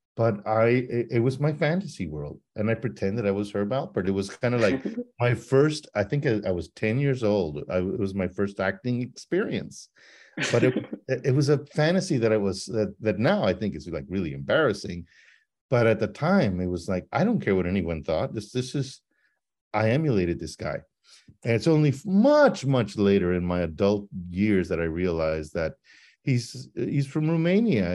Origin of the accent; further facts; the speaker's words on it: El Paso, Texas, United States; growing up in El Paso